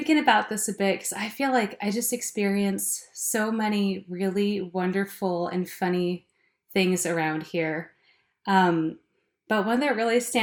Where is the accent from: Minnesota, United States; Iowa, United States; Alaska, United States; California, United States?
Alaska, United States; now in Bellingham, United States; I grew up in Alaska